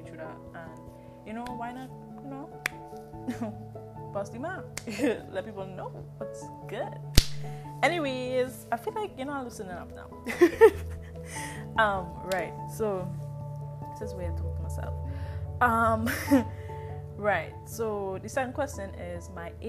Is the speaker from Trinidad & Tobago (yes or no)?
yes; Trinidad & Tobago; I am from Trinidad and Tobago, the beautiful, beautiful, beautiful, beautiful